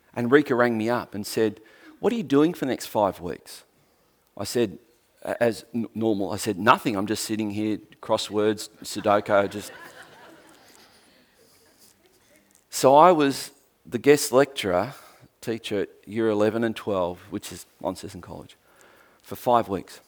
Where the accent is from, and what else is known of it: Tasmania, Australia